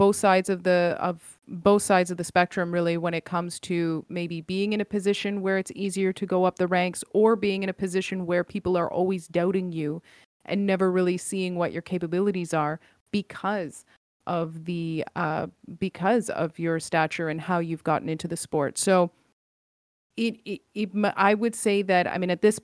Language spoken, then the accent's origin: English; Canada; Yes, I am Canadian, born and raised in Canada